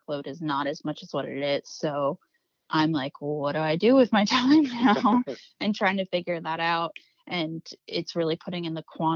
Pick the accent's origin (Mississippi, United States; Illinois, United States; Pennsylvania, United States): Pennsylvania, United States; South Central; I'm from South Central PA